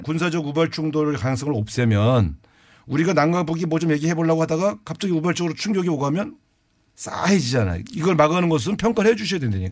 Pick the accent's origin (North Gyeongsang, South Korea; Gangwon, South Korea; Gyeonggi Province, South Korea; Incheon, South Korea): Gangwon, South Korea; Cheorwon; 제가 고향이 그 접경 지역 강원도 철원 출신이라서